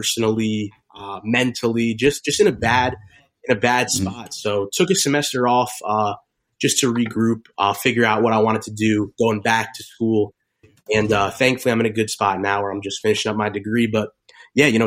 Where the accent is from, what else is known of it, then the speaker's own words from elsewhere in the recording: Bergen County, New Jersey, United States; Grew up in Jersey. I'm from Bergen County, which is actually like 20 minutes from where the Giants play.